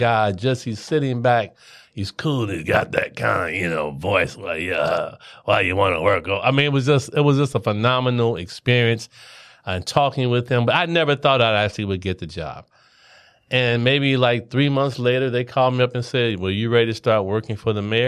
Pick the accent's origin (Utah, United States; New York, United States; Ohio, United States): Ohio, United States; Cincinnati; Cincinnati, Ohio, uh, born and raised